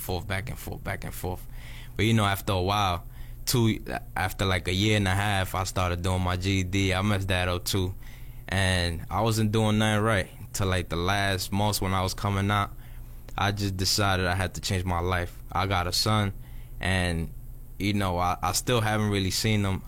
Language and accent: English; New York, United States; moved away as an adult; now in Miami, United States; I come from New York. I'm 24 years old. And growing up, I had great parents